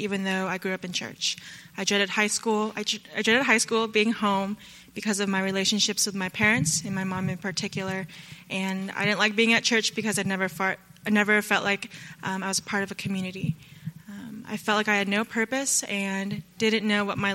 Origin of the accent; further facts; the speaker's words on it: Northern Virginia, United States; moved away; I'm from Northern Virginia